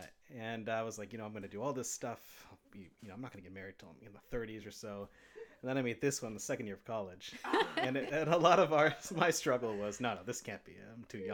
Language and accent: English; Arizona, United States; I grew up in Arizona